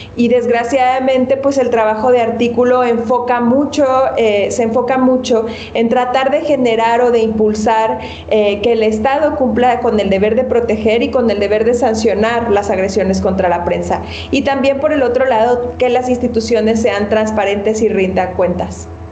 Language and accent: Spanish; Mexico; nosotros como ciudadanos mexicanos